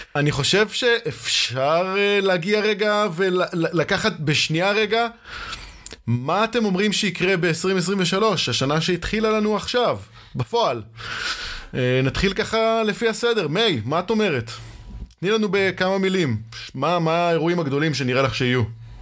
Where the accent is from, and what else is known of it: Israel